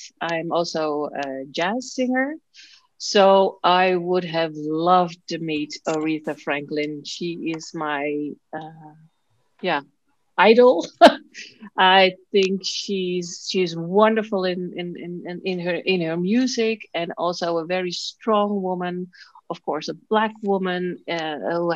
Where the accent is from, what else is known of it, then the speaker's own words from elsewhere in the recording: Amersfoort, Utrecht, Netherlands; I grew up in Amersfoort.